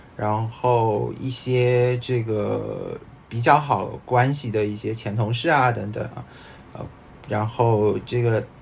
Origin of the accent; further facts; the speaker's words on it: Shanghai, China; 我是一个生活在上海，然后成长在上海，然后也生于上海的人啊， 就是俗称上海人